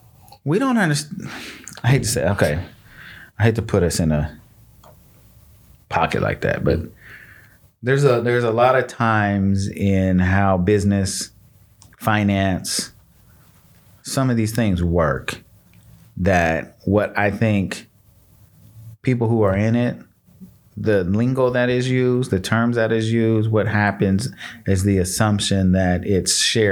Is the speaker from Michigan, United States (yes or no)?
yes; Michigan, United States; born there; I told you I was born in Michigan. My family moved from Michigan because it really wasn't nothing.